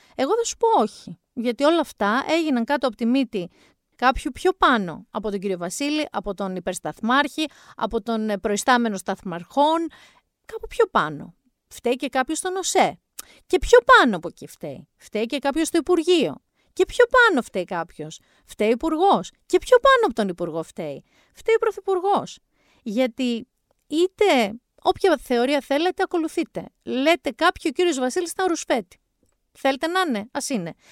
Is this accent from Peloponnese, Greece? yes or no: yes; Mani, Peloponnese, Greece; την πατρίδα μου